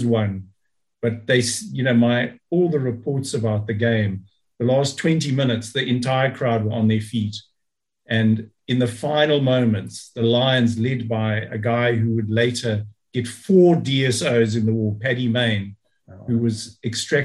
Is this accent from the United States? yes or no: no; South Africa; a South African